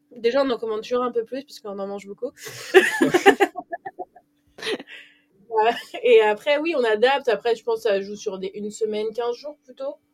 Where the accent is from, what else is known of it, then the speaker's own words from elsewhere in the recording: Paris, Île-de-France, France; moved away; je suis parisienne, je suis née à Paris et j'ai toujours vécu là-bas.